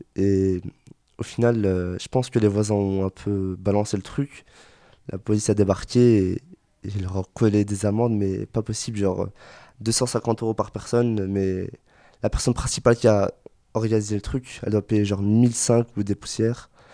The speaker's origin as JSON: {"language": "French", "town": "Brussels", "region": "Brussels-Capital Region", "country": "Belgium", "said": "chez nous en Belgique, enfin Bruxelles plus particulièrement"}